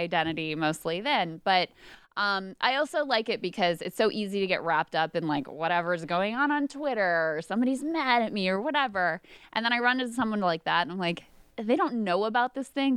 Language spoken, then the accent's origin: English; King George, Virginia, United States; I live in the town that I grew up in, King George, where I grew up, high school, all that stuff